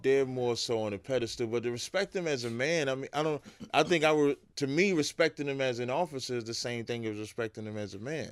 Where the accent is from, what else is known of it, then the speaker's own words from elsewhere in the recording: Jersey City, New Jersey, United States; also born or lived in Roselle, New Jersey; now in West Orange, United States; I moved to Jersey City, uh, in, like, eighty-four